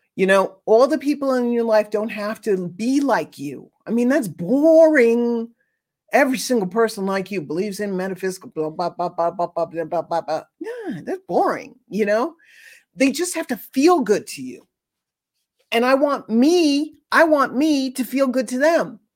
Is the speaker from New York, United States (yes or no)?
yes; New York City, New York, United States; growing up in New York City, near Mott Street